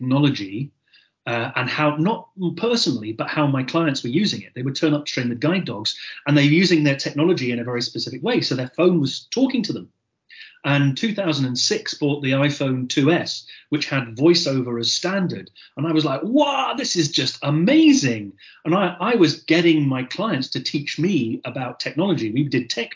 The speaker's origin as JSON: {"language": "English", "town": "Gairloch", "region": "Scotland", "country": "United Kingdom", "tie": "born or raised there", "also_born_or_lived": "Surrey", "accent": "Scottish", "said": "Scotland, obviously, by my accent. I was actually born in Surrey. I lived in Surrey until I was three, and then my family moved up to the northwest coast of Scotland"}